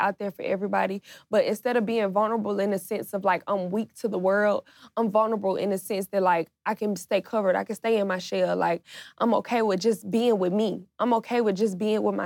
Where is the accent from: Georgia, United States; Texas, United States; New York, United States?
Georgia, United States; Atlanta; I'm from Atlanta. Like, you know what I'm saying? Like, this is our culture